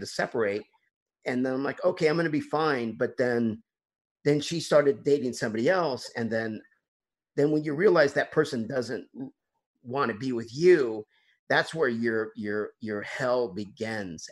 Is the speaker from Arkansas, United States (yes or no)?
yes; Bentonville, Arkansas, United States; my hometown is um, bentonville arkansas